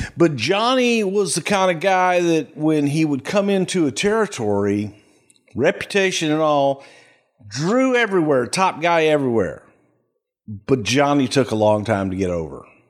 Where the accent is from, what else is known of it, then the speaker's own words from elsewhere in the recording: El Paso, Texas, United States; also born or lived in Houston, Texas; I grew up in El Paso